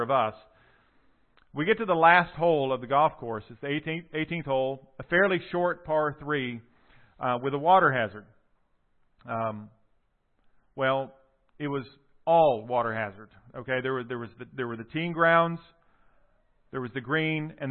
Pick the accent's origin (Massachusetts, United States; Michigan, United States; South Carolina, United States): South Carolina, United States; Sumter; my hometown of Sumter, South Carolina